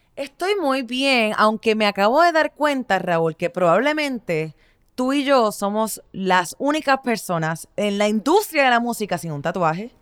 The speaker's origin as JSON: {"language": "Spanish", "country": "Puerto Rico", "said": "yo soy puertorriqueña. Así que crecí y nací con reggaetón en la sangre."}